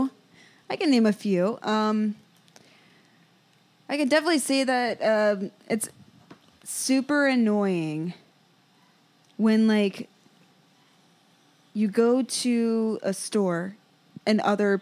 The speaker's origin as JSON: {"language": "English", "region": "Ohio", "country": "United States", "moved": "yes", "lives_now": "Los Angeles, United States", "said": "I'm from Ohio"}